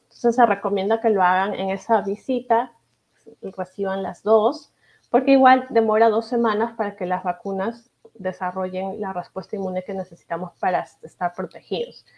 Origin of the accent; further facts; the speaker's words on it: Peru; now in Kansas City, United States; yo soy de Perú, mi familia es de allá